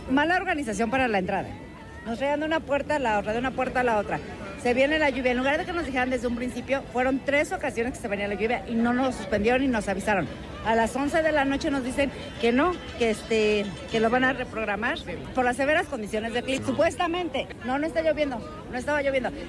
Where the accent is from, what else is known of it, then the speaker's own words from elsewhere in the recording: Celaya, Guanajuato, Mexico; no somos de aquí, somos de Celaya, nos regresamos. Otra vez a Celaya.